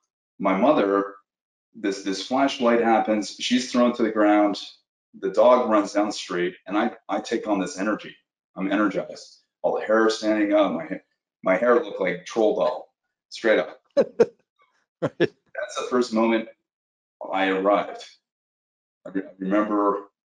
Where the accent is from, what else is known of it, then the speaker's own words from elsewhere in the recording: Toronto, Ontario, Canada; now in Malibu, United States; Canadian. I'm from Canada, Toronto, Canada